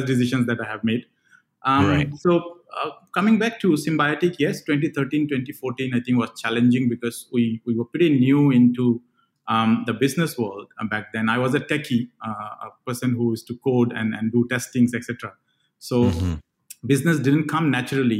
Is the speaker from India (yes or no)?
yes; Andaman and Nicobar Islands, India; moved away as an adult; also born or lived in Bangalore, India; I come from a place from India, a very small island called Andaman and Nicobar Islands